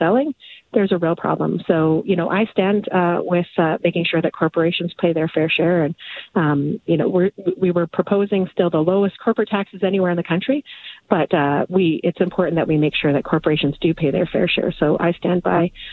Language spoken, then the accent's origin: English; northern Alberta, Canada; now in Edmonton, Canada; I grew up in Canuso, a very small, it's a hamlet, in fact, in northern Alberta.